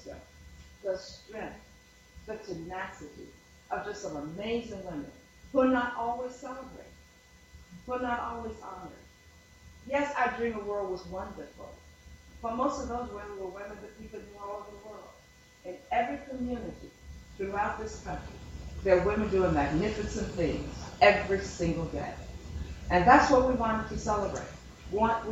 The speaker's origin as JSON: {"language": "English", "region": "North Carolina", "country": "United States", "moved": "yes", "said": "I'm from North Carolina"}